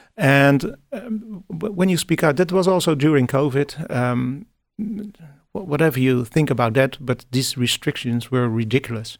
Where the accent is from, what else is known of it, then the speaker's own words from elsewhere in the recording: Netherlands; I'm, I'm from the Netherlands